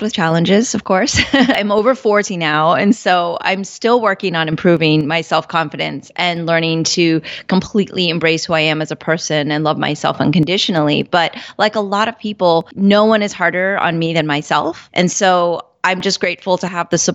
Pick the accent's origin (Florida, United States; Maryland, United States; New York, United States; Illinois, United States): Florida, United States; Orlando; growing up in Orlando, I definitely was a minority